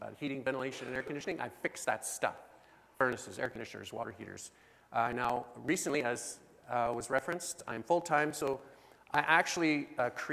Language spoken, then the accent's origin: English; Osler, Saskatchewan, Canada; We come from Osler, Saskatchewan.